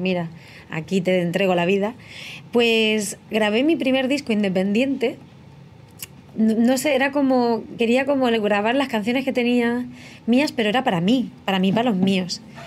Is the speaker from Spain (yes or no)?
yes; Letur, Castilla-La Mancha, Spain; moved away as an adult; also born or lived in Albacete / Murcia / Madrid; soy nacida en Albacete, criada en un pueblo muy pequeño que se llama Letur, que está en la sierra del Segura